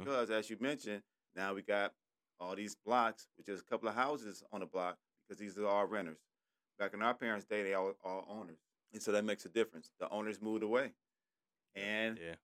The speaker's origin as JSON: {"language": "English", "town": "Detroit", "region": "Michigan", "country": "United States", "tie": "born or raised there", "said": "I'm from Detroit. I went to Cody High School"}